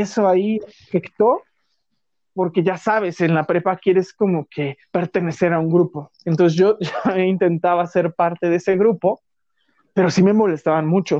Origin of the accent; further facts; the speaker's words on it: Mexico City, Mexico; also born or lived in Guerrero; yo soy de la Ciudad de México, y este, solo que mis papás les ofrecieron un trabajo muy bueno en Guerrero y viví seis años en Guerrero nada más, de los, de, como de un año hasta los cinco. O sea, fue poquito tiempo. Y ya de ahí, pues me vine aquí a la Ciudad de México. Y ya toda mi vida ha sido en la Ciudad de México